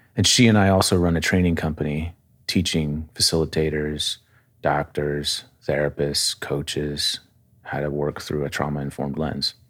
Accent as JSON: {"language": "English", "area": "outside of Springfield", "region": "Massachusetts", "country": "United States", "tie": "born or raised there", "said": "I was born in Massachusetts outside of Springfield"}